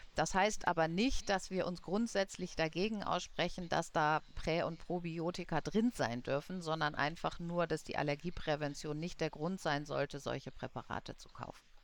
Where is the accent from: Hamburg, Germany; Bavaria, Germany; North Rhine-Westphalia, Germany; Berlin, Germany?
Bavaria, Germany; Munich; ich komme ja aus München